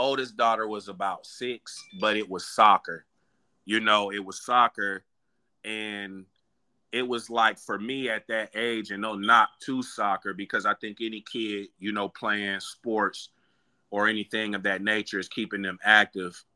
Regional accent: Aliquippa, Pennsylvania, United States; now in Lithonia, United States; Born and raised in Aliquippa, Pennsylvania, Steel Mill City

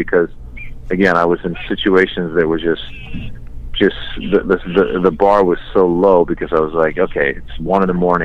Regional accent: Tiburon, California, United States; also born or lived in Iran; I grew up in Tiburon

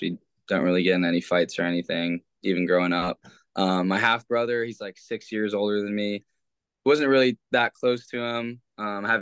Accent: Los Gatos, California, United States; also born or lived in Morgan Hill, California / Stanford, California; So I grew up in California. First off, Morgan Hill until I was around 10 or 11 years old. Then I moved to Los Gatos and then went to middle school and high school there.

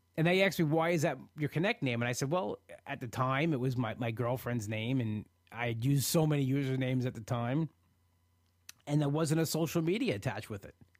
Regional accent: New York, United States; being a New Yorker, be, living on Long Island and being an hour away from the city

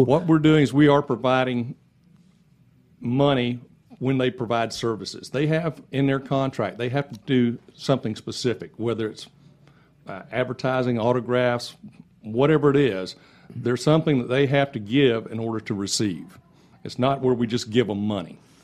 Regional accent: Lakeland, Florida, United States; I was born and raised in Lakeland.

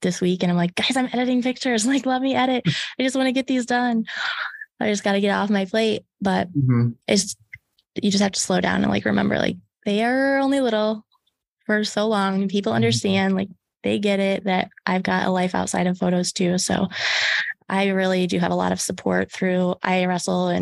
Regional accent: Lytton, Iowa, United States; also born or lived in Carroll, Iowa; I lived in Lytton, Iowa, and it was Rockwell City, Lytton at the time. Super, super small school. I think it's like South Central Calhoun or something like that now. There's just a bunch of mixed, like the Rockwell City area, Fort Dodge. So I grew up there until I was 11, and then I moved to Carroll.

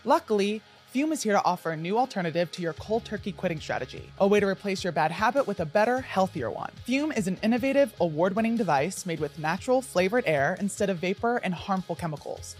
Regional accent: New Jersey, United States; moved away; I grew up in New Jersey

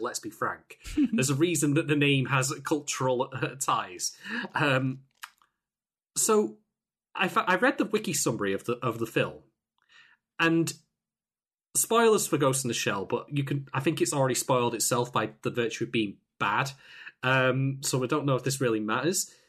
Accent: United Kingdom; I'm from the United Kingdom

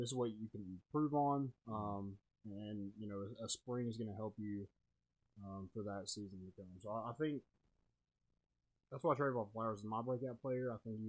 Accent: the South, United States; I'm from the South, so

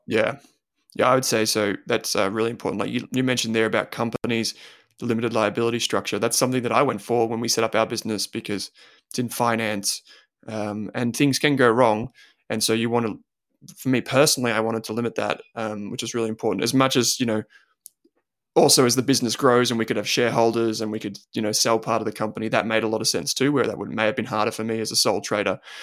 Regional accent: Australia; growing up in Australia

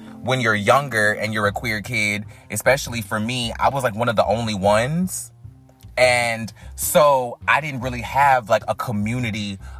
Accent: North Carolina, United States; we're both from North Carolina

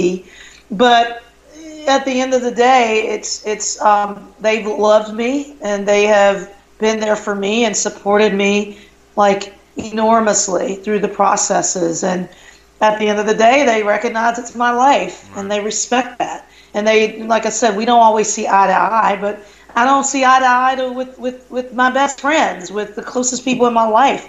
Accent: the South, United States; moved away as an adult; also born or lived in Madison, Wisconsin; growing up in the South

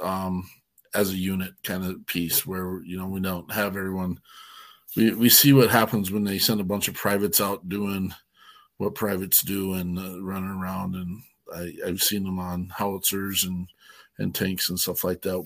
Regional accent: Wyoming, United States; I'm a hillbilly from Wyoming

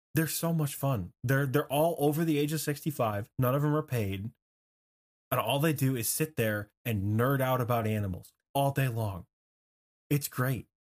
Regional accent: Michigan, United States; in my home state in Michigan

